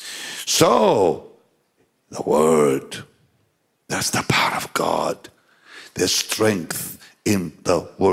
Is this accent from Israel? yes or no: yes; Jaffa, Tel Aviv District, Israel; I grew up in the Holy Land, Jaffa, the city of Jaffa